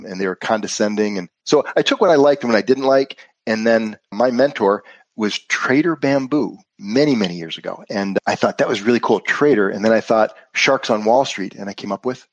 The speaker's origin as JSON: {"language": "English", "region": "Western New York", "country": "United States", "also_born_or_lived": "Florida", "moved": "as an adult", "said": "I'm originally from Western New York."}